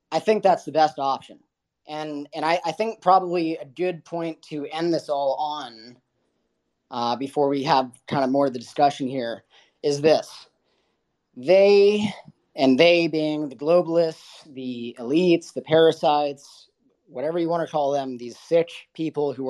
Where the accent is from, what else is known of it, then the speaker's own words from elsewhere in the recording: Los Angeles, California, United States; moved away as an adult; I grew up in Los Angeles. Like I have no pride whatsoever of where I'm from